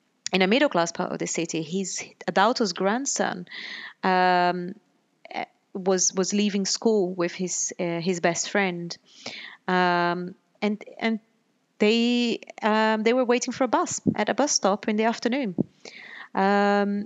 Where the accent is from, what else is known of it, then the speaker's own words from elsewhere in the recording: Pernambuco, Brazil; moved away as an adult; now in United Kingdom; I grew up in Brazil, and when I was a teenager, back in the 90s, there was a police strike in Pernambuco, where my family lived